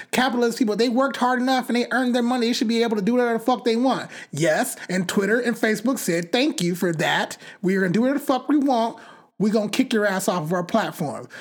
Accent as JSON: {"language": "English", "town": "Bakersfield", "region": "California", "country": "United States", "tie": "born or raised there", "said": "I grew up in Bakersfield"}